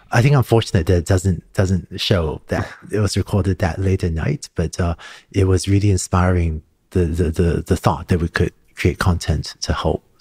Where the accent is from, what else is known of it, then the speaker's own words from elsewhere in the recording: Hong Kong; also born or lived in Singapore; Growing up in Hong Kong and Singapore, I started learning to code when I was five or six years old.